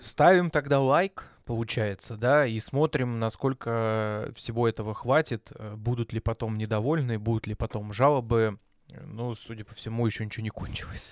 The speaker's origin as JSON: {"language": "Russian", "town": "Belgorod", "region": "Belgorod Oblast", "country": "Russia", "said": "а мы из Белгорода"}